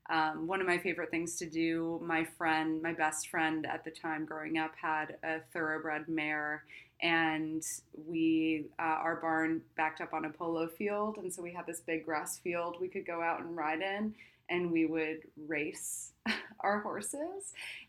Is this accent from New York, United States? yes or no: yes; New York, United States; I grew up in New York